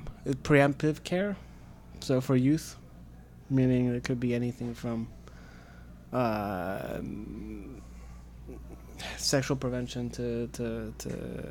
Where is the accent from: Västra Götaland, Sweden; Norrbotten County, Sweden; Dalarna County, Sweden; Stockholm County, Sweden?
Stockholm County, Sweden; Stockholm; also born or lived in Philadelphia, Pennsylvania, United States; I'm half American, half Swedish. I was raised in Sweden.